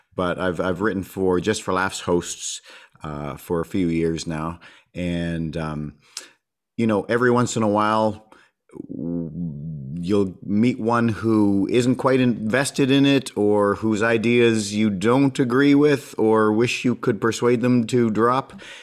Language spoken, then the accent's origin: English; Winnipeg, Manitoba, Canada; also born or lived in Edmonton; born in, born in Edmonton, but raised in Winnipeg since I was four